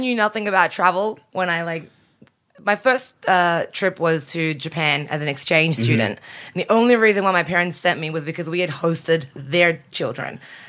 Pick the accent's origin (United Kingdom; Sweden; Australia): Australia; moved away as an adult; now in United States; Born and raised in Australia, yep.